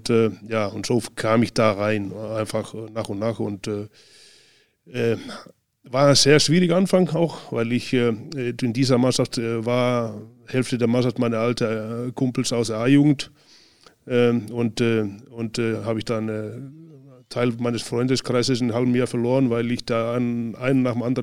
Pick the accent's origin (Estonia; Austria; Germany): Estonia; Northern Estonia; Aber und dann ab äh, in den Norden, Nordestland wieder, wo ich herkomme